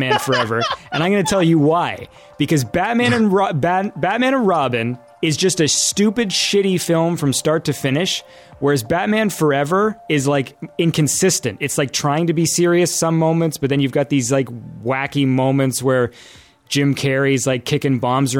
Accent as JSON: {"language": "English", "country": "Canada", "said": "I'm Canadian"}